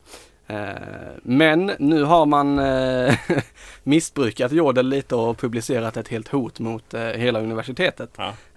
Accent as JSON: {"language": "Swedish", "region": "Skåne", "country": "Sweden", "said": "vi är skåningar"}